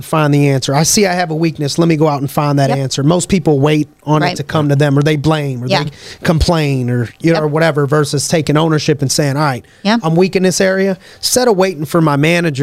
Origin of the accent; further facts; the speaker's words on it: Pittsburgh, Pennsylvania, United States; I was from Pittsburgh